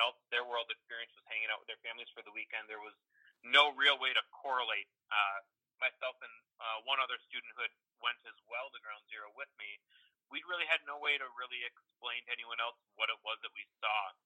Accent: Wisconsin, United States; accent: Midwestern drawl; also born or lived in North Carolina; I'm originally from Wisconsin

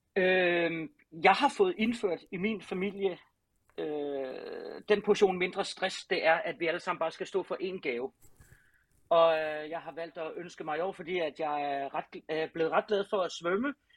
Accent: Southern Denmark, Denmark; på Ærø, hvor jeg er fra

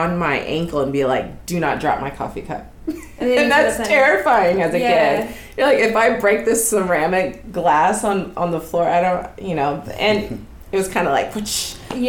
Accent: Dallas, Texas, United States; now in Los Angeles, United States; I grew up in Texas, so, you know, the South is a little different than over here

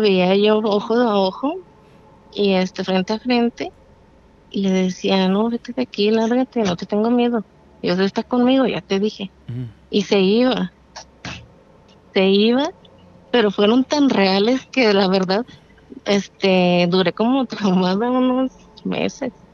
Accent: Durango, Mexico; now in Tlajomulco de Zúñiga, Mexico; Yo soy de Durango, pero vivo en Jalisco

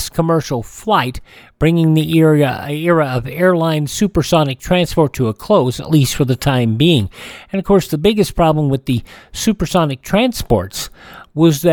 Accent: Emporia, Kansas, United States; my hometown of Emporia, Kansas

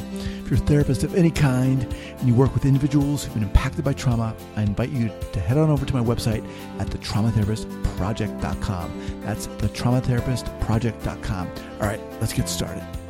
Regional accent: New York, United States; moved away; also born or lived in Long Island, New York; I'm from New York originally, I used to live in Long Island

